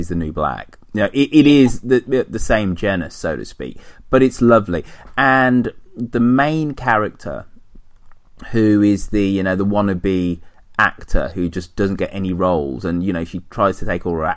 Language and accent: English; United Kingdom; us Brits, because we're British